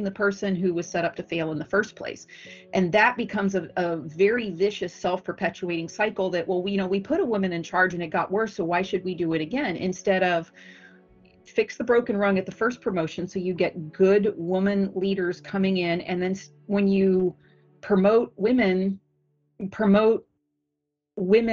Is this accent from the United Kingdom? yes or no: no; United States; I'm from the United States